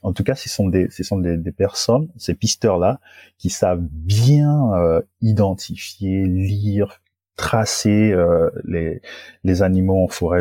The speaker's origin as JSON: {"language": "French", "country": "Gabon", "tie": "born or raised there", "moved": "as an adult", "lives_now": "France", "said": "je suis originaire du Gabon et dans mon Gabon natal"}